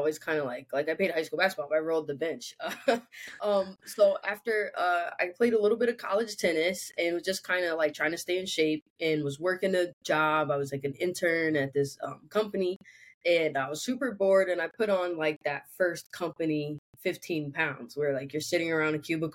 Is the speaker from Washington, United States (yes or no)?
no; Springfield, Massachusetts, United States; now in Freehold, United States; I'm joining you guys from Freehold, New Jersey, by way of Springfield, Massachusetts